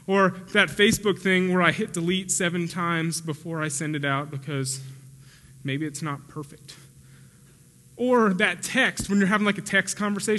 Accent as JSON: {"language": "English", "town": "Spring", "region": "Texas", "country": "United States", "tie": "born or raised there", "also_born_or_lived": "St. Louis, Missouri / Pennsylvania / Oklahoma", "said": "And then when I was 3, we moved to Pennsylvania. And then 4 and a half, we moved to Oklahoma. And then 6th or 7th grade, we moved to Spring, Texas."}